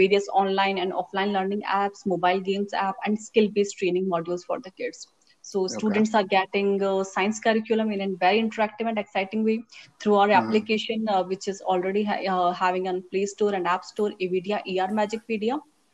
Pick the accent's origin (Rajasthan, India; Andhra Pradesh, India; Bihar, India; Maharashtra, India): Rajasthan, India; moved away as an adult; now in Bangalore, India; I'm originally from Rajasthan